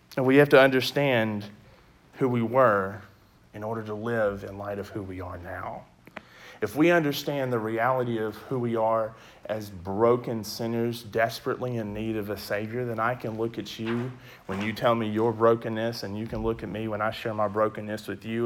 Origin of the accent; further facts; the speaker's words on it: West Memphis, Arkansas, United States; also born or lived in Conway; I'm originally from West Memphis